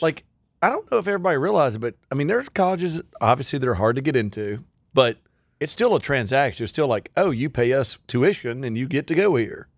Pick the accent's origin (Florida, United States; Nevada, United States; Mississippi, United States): Mississippi, United States; Pontotoc; I'm a redneck from Pontotoc, Mississippi